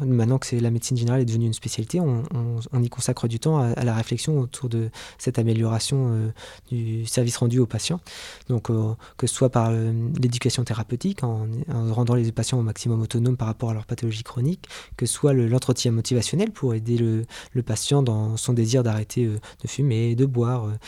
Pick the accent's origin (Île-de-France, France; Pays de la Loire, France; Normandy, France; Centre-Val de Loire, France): Normandy, France; Avranches; also born or lived in Lille; je suis né à Avranches et j'ai fait la plupart de mes études dans la Manche